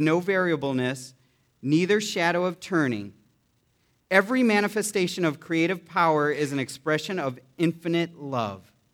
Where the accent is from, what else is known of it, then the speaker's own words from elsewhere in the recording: United States; I am American and I'm proud to be an American